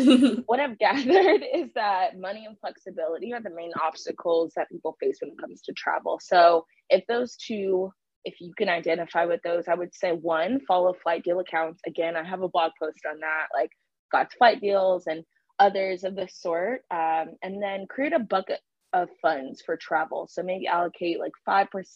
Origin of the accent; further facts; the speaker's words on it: Hayward, California, United States; also born or lived in Virginia; I'm from the Bay Area, Hayward